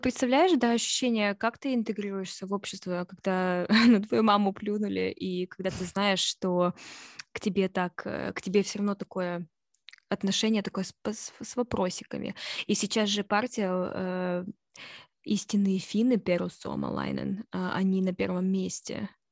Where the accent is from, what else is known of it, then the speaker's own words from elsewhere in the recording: Russia; moved away; я из России